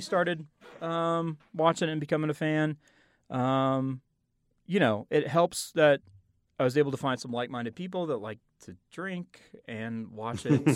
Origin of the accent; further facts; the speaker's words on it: Oklahoma, United States; I am from Oklahoma.